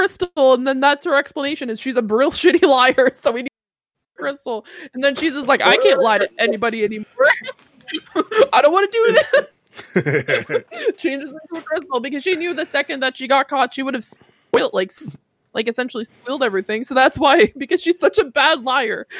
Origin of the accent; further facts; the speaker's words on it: Canada; I'm a Canadian